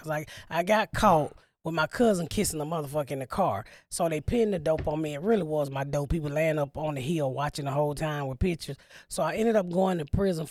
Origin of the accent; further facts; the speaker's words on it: the South, United States; moved away as an adult; also born or lived in Indiana; I'm from the South.